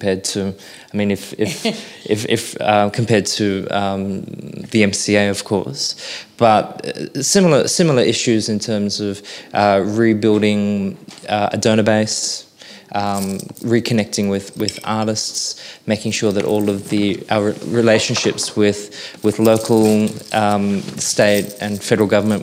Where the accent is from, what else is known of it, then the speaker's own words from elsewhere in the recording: Sydney, New South Wales, Australia; now in Brisbane, Australia; I was born in Sydney